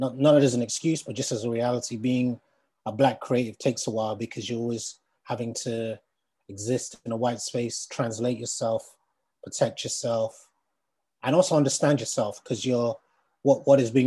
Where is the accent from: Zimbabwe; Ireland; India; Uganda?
Uganda; now in London, United Kingdom; I'm from Uganda originally. I live in London.